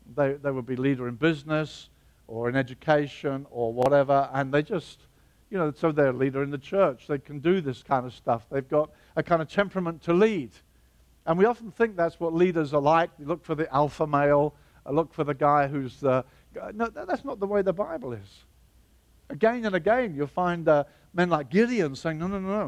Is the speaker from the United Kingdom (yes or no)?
yes; Brighton, South East England, United Kingdom; Brighton, my hometown